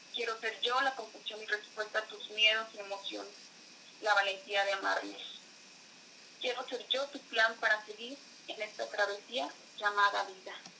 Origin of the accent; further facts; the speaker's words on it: Atotonilco el Alto, Jalisco, Mexico; Soy de Atotonilco Lato, eh, del estado de Jalisco